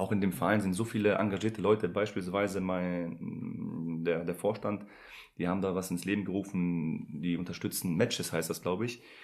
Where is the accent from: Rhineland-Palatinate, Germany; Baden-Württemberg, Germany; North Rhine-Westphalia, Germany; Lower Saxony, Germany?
North Rhine-Westphalia, Germany; Essen; also born or lived in Poland; Ich bin ja selber äh, gebürtiger Pole, bin mit zwei hier hingekommen